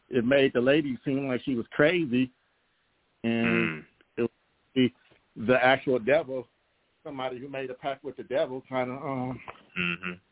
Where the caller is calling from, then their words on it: Oakland, California, United States; From oh, um, um, Oakland, California.